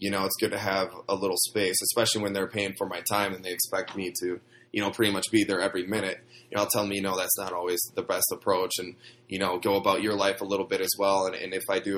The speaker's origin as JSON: {"language": "English", "region": "Wisconsin", "country": "United States", "tie": "born or raised there", "moved": "as an adult", "lives_now": "Los Angeles, United States", "said": "I'm from Wisconsin. a tiny town in Wisconsin. I was actually born on a farm. I grew up milking cows"}